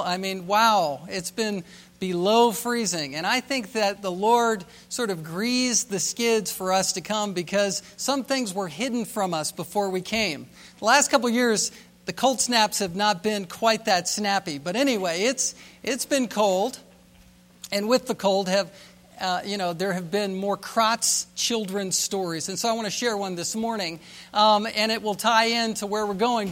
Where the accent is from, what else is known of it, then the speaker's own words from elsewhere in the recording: Virginia Beach, Virginia, United States; we're from Virginia